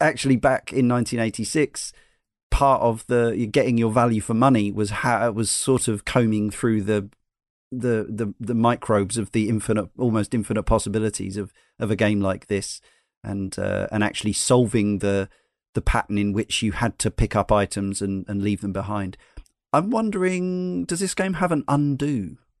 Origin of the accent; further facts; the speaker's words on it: United States; now in United Kingdom; being in Britain as an American